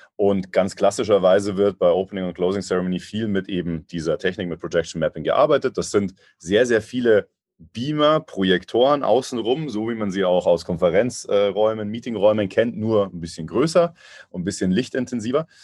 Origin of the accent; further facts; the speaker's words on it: Munich, Bavaria, Germany; ich als äh, Münchner. Wir sind ja relativ nah dran an Österreich